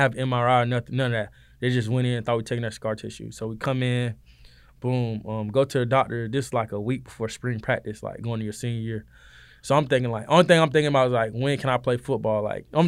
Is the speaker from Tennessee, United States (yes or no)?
no; Valdosta, Georgia, United States; moved away as an adult; now in Statesboro, United States; I'm from Valdosta, Georgia. You know what I'm saying? Down south Georgia, boy